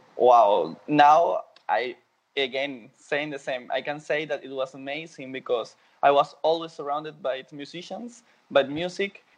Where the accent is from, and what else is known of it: Venezuela; born or raised there; English is a second language; moved away as an adult; now in Berlin, Germany